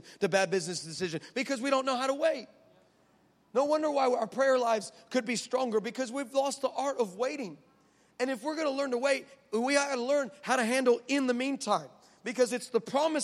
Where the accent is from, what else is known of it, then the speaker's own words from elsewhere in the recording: El Paso, Texas, United States; I'm from El Paso, the 915.